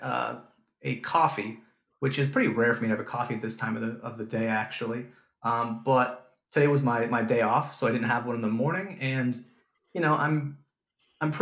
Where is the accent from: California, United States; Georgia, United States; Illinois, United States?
California, United States; moved away as an adult; now in Auckland, New Zealand; I'm originally from California